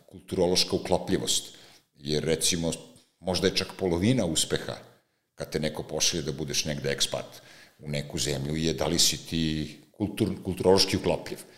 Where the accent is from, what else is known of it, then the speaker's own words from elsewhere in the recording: Serbia; govorim kao Srbi